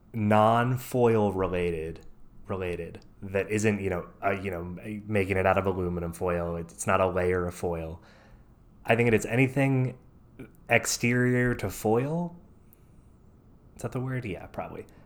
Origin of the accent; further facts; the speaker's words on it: Tennessee, United States; I'm from East Tennessee, uh, or I lived in East Tennessee for a while, but from Tennessee, born and raised